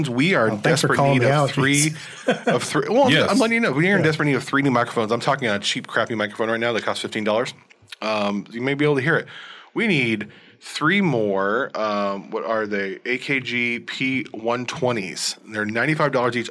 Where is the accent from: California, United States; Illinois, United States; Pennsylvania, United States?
California, United States; Los Angeles; also born or lived in Southern Oregon; now in Medford, United States; I'm originally from Los Angeles